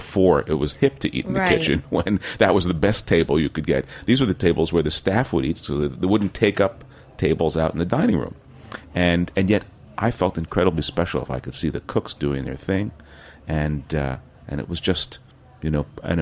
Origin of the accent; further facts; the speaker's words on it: West Orange, New Jersey, United States; also born or lived in Queens, New York; I was born in Queens, but I spent my wonder years in West Orange, New Jersey